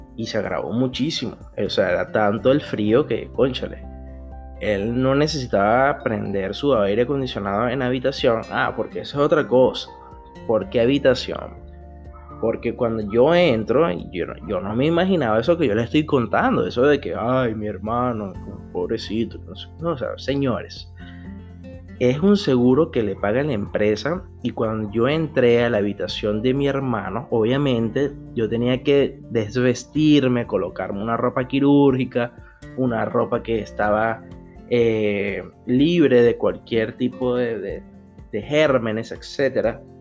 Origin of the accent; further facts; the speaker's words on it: Venezuela; now in Brazil; aquí en el extranjero como venezolano, como un venezolano más en todo el mundo, pero en esta oportunidad el venezolano está aquí en Brasil